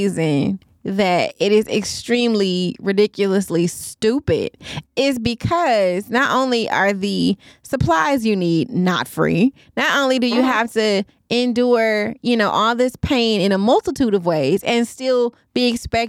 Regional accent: United States; I'm American.

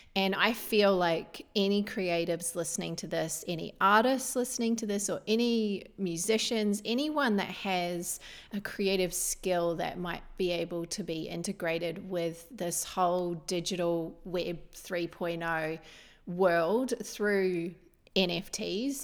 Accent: New Zealand; moved away as an adult; now in Australia; I came from New Zealand at nineteen

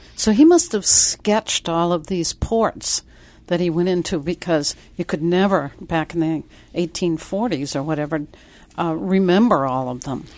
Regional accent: Worcester, Massachusetts, United States; also born or lived in New Bedford, Massachusetts; I was born in New Bedford, but then my family moved to the Worcester area.

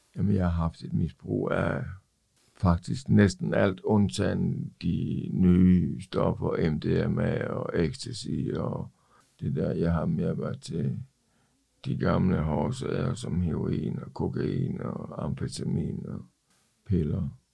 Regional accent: Ikast, Central Denmark Region, Denmark; moved away as an adult; now in Copenhagen, Denmark; Jeg er oprindeligt fra Ikast, men kom til København i oktober nioghalvfems

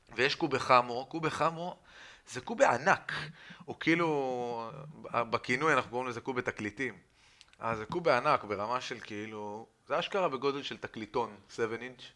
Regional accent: Jerusalem, Jerusalem District, Israel

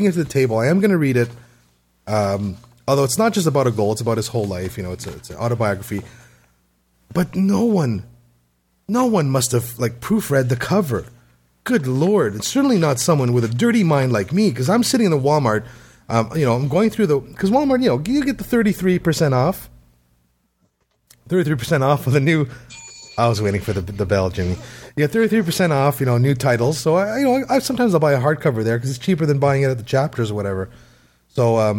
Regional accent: Canada; as a Canadian, I believe I have to read it at some point or I will lose my citizenship

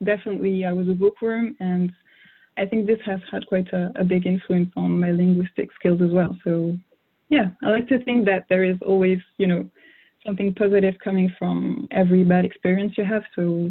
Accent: Strasbourg, Grand Est, France; first language French; English is a second language; also born or lived in Martinique / Jamaica; my dad is from the French Caribbean, so the island of Martinique, and I grew up in mainland France in the city of Strasbourg. So it's in the northeast of the country of France, and that's where I spent most of my life, actually. That's where I grew up.

